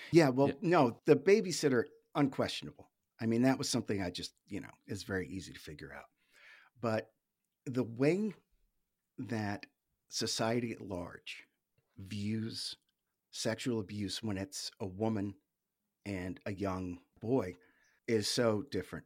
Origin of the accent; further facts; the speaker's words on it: New England, United States; Grew up in New England, in the States.